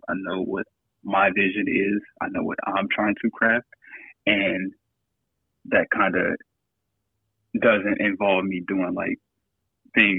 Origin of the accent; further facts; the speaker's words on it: Memphis, Tennessee, United States; growing up in Memphis